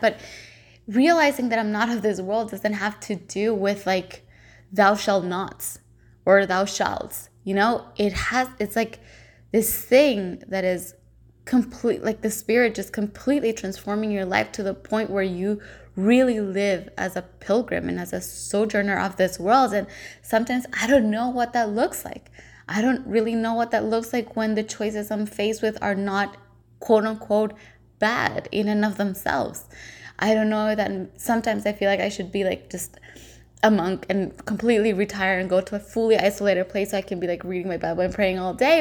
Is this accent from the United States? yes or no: no; El Salvador; moved away as an adult; now in Vancouver, Canada; I'm originally from El Salvador, but I've been here for the past seven and a half years